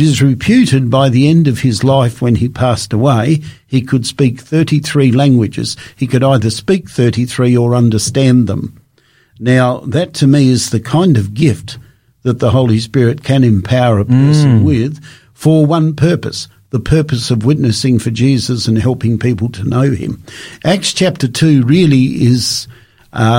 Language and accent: English; Australia; I come from Australia